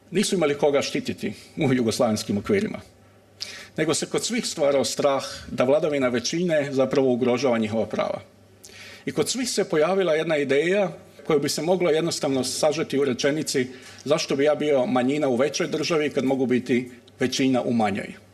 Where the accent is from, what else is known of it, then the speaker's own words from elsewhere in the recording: Croatia; iako dolazim iz Hrvatske